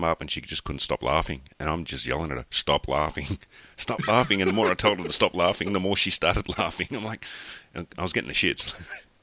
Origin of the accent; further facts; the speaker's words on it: Australia; being an Australian, because we're all drunks down here